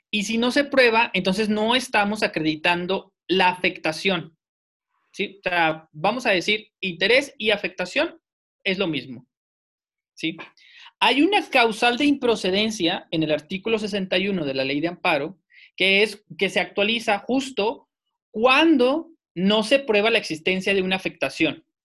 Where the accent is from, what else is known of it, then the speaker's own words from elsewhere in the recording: Saltillo, Coahuila, Mexico; yo soy de Saltillo, residente en la ciudad de Saltillo, con domicilio en Saltillo